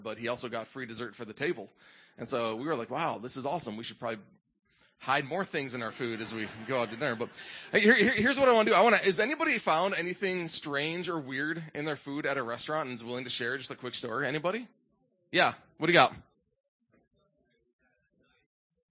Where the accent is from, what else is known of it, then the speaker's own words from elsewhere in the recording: Midwest, United States; moved away; I grew up in the Midwest